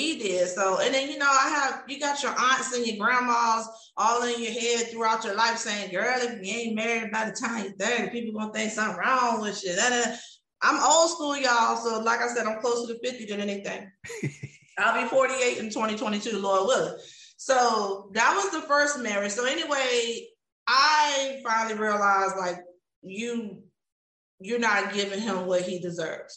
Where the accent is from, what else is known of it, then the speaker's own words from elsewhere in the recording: Virginia Beach, Virginia, United States; moved away as an adult; now in Houston, United States; I grew up in Virginia Beach, Virginia